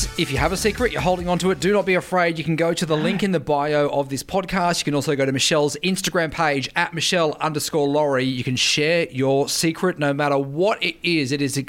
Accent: Gold Coast, Queensland, Australia; I grew up on the Gold Coast

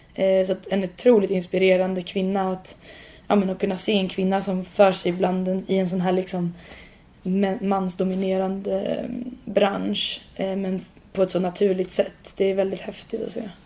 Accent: Sweden; moved away as an adult; now in London, United Kingdom; jag kommer från Sverige

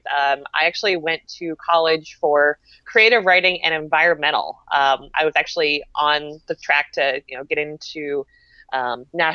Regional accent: outside Baltimore, Maryland, United States; also born or lived in Billings, Montana / Minnesota; now in Destin, United States; I was born and raised right outside of Baltimore, Maryland, ended up moving out to Billings, Montana

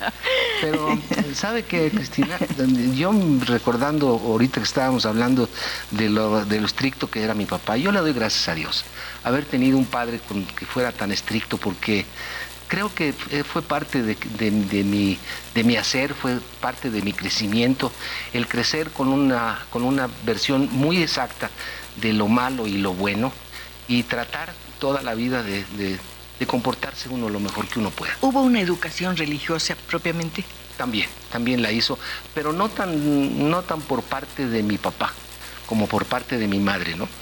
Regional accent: Mexico; also born or lived in Chicago, United States; Yo vine a, México, me trajeron mis papás de un año, de un año de nacido.

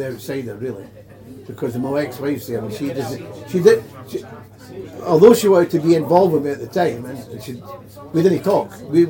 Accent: Scotland, United Kingdom

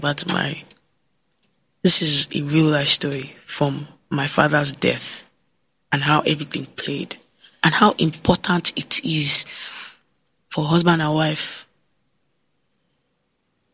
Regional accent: Ondo, Nigeria; I'm from Ondo State

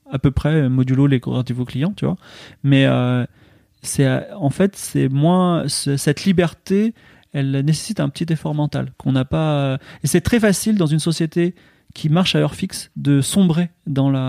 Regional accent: Lille, Hauts-de-France, France; Ah moi je suis lillois, donc, moi je suis

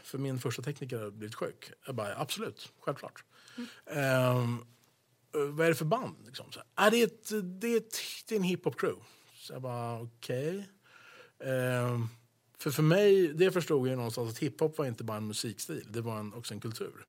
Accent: Sweden; also born or lived in United States; jag var svensk

